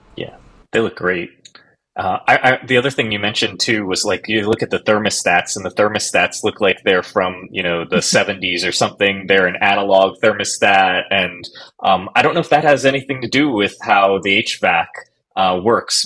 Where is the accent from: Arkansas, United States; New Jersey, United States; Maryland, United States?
New Jersey, United States; moved away; I'm originally from New Jersey